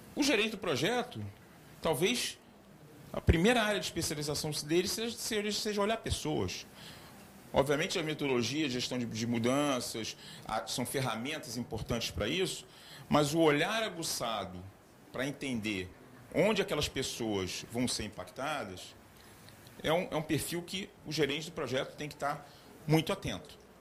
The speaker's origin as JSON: {"language": "Portuguese", "area": "Gaúcho", "region": "Rio Grande do Sul", "country": "Brazil", "also_born_or_lived": "Rio de Janeiro", "said": "eu sou gaúcho, quase cariúcho"}